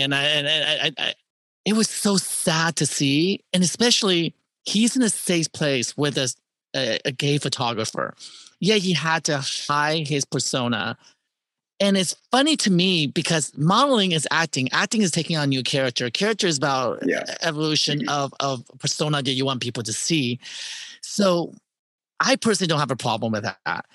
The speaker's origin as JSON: {"language": "English", "town": "Terre Haute", "region": "Indiana", "country": "United States", "moved": "yes", "said": "I'm from Terry Hill, Indiana"}